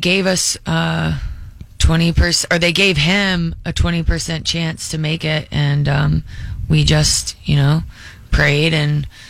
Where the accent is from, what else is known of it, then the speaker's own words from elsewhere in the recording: Charlotte, North Carolina, United States; I grew up in Charlotte.